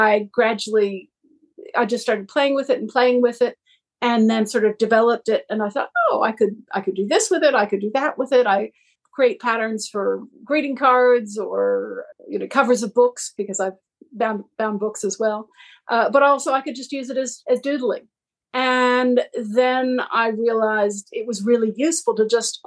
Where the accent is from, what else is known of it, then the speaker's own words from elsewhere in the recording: Massachusetts, United States; moved away as an adult; now in Australia; I'm from Massachusetts, but have lived in Australia for the last 30 years